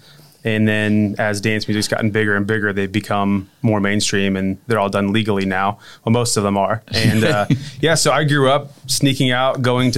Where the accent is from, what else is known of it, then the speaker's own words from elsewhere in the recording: Indiana, United States; I grew up in Indiana.